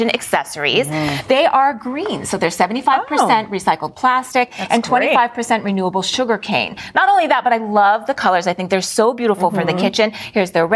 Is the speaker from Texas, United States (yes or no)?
no; Santa Rosa, California, United States; my hometown, Santa Rosa